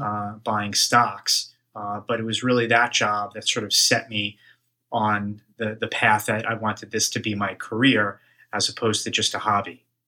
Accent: Woodmere, New York, United States; I grew up on Long Island, uh, a town called Woodmere in the South Shore

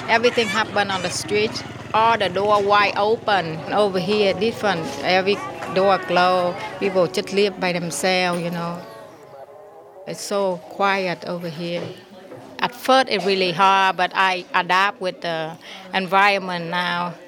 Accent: Ho Chi Minh City, Vietnam; now in San Jose, United States; I live in San Jose. I'm from Vietnam with my whole family. Saigon is our city. I grew up on there.

